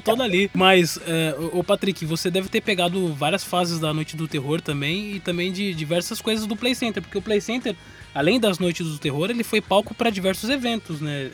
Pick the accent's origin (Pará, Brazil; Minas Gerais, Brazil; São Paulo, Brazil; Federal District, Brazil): São Paulo, Brazil; nós somos de São Paulo